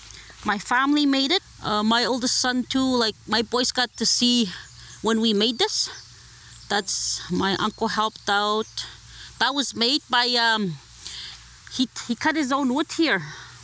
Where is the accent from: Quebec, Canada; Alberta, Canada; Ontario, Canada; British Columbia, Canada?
Ontario, Canada; Northern; first language Omushkego Cree; English is a second language; now in Cochrane, Canada; I came from Northern Ontario. Holly Lake, it's way past Pewanic area. It's called Sudden Lake. The Chickamaulins and Hunters, and other families from the past that lived there four generations. I'm fourth generation.